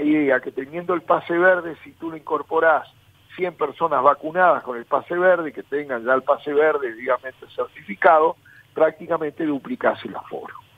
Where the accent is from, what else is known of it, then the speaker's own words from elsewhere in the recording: Paysandú, Uruguay; soy nativo de allí